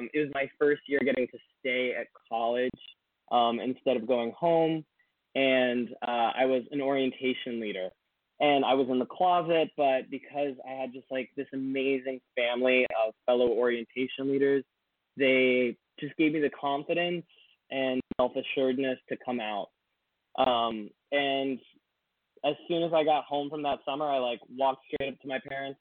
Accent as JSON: {"language": "English", "town": "Washington", "region": "District of Columbia", "country": "United States", "tie": "born or raised there", "said": "I grew up in the Washington, D.C. area. I've lived in all of the suburbs."}